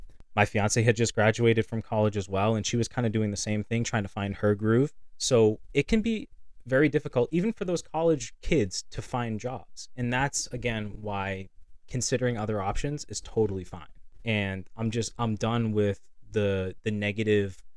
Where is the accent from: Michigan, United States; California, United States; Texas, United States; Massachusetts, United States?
Massachusetts, United States; Lynn; moved away as an adult; now in Nashua, United States; we're from Lynn. There's Lynn Tech